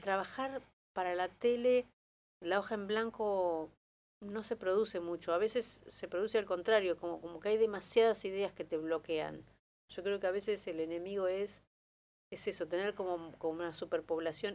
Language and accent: Spanish; Argentina; now in Buenos Aires, Argentina; nací en Buenos Aires, pero me fui muy chico a La Barría, tenía un año